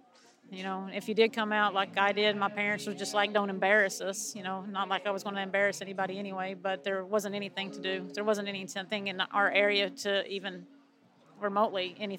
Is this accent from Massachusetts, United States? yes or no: no; Staffordsville, Kentucky, United States; I'm from Staffordsville, Kentucky.